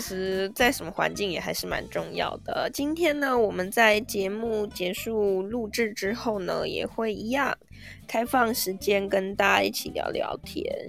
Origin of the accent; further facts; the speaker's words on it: Taipei, Taiwan; 我们台北人